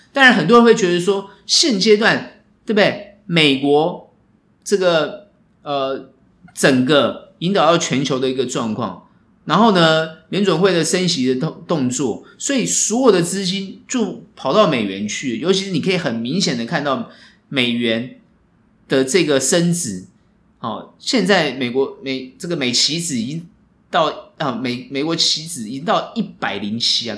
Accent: Taiwan; 我们台湾人

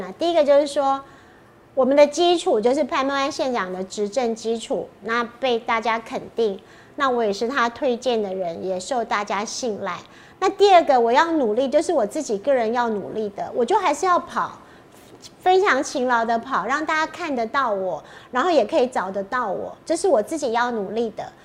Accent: Pingtung County, Taiwan; 我就是在地方长大、地方工作嘛

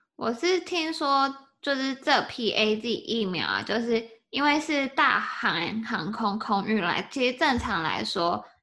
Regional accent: Taiwan; 我是台湾人

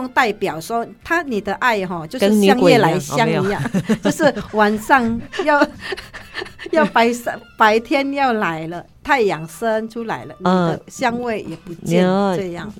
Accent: Taiwan; 嗯，我们台湾人最喜欢这样，去那个奇奇怪怪那种

